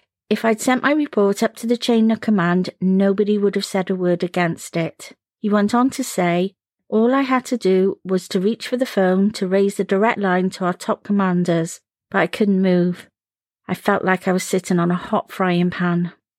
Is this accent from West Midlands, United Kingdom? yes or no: no; Cardiff, Wales, United Kingdom; I am from Cardiff, which is in Wales, which is in Britain and the UK, then Europe, the world, the universe, and so on. To be Welsh means you have a big sense of nationality.